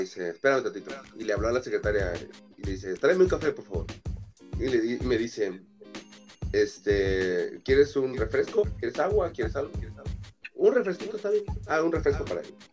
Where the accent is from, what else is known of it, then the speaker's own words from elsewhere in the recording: Mexico; la gente habla así en México, güey. O sea, esta es nuestra forma de hablar